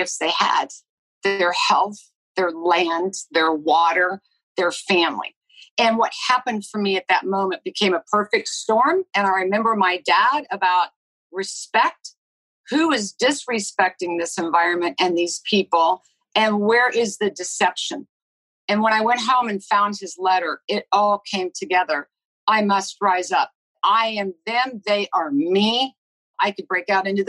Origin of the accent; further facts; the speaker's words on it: Lawrence, Kansas, United States; I was born and raised in Lawrence, Kansas.